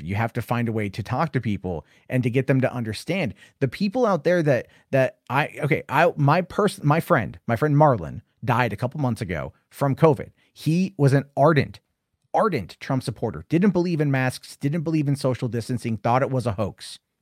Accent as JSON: {"language": "English", "country": "United States", "said": "I'm an American."}